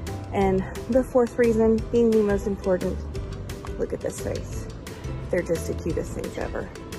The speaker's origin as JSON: {"language": "English", "town": "Austin", "region": "Texas", "country": "United States", "said": "we're from Austin."}